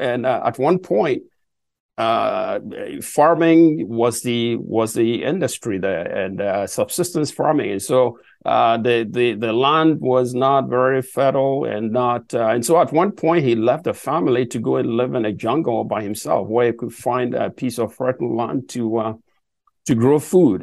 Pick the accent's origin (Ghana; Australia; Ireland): Ghana; Boadua; moved away; I started from um, a very remote village in West Africa born